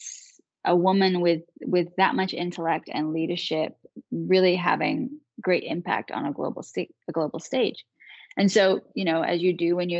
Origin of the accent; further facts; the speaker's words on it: Manchester, North West England, United Kingdom; moved away as an adult; now in United States; I was born and raised in Manchester, England. I didn't actually move to this country until I went to law school. So when I was 22